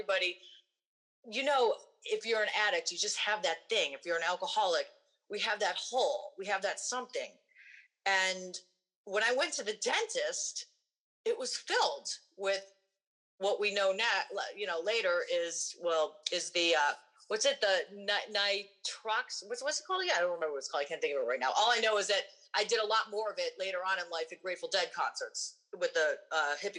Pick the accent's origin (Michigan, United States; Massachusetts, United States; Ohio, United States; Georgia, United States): Ohio, United States; Cleveland; also born or lived in Minneapolis; I grew up in Cleveland, Rock and Roll Hall of Fame City, and that's where I grew up